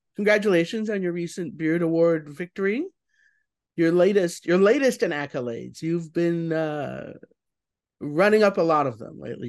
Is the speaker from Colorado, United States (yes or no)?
yes; Denver, Colorado, United States; moved away; Denver, which is my hometown